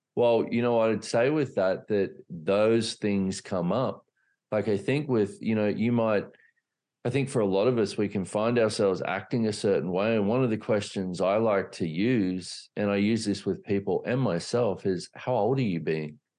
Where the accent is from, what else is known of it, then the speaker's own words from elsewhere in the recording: Australia; I grew up in Australia